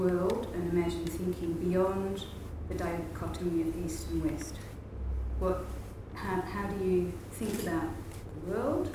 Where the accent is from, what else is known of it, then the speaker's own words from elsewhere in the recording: Australia; moved away as an adult; also born or lived in Indonesia / Amsterdam, Netherlands / Hamburg, Germany; now in Netherlands; I grew up in Australia, probably very Australian